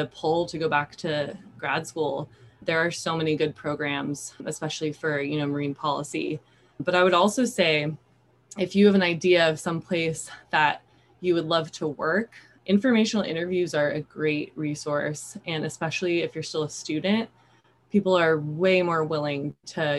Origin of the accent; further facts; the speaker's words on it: Sacramento, California, United States; moved away as an adult; also born or lived in Japan; now in Santa Barbara, United States; I grew up in Sacramento, California